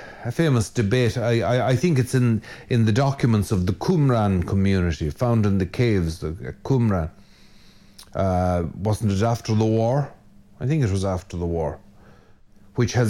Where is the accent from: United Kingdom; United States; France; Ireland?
Ireland; most good red-blooded Irishmen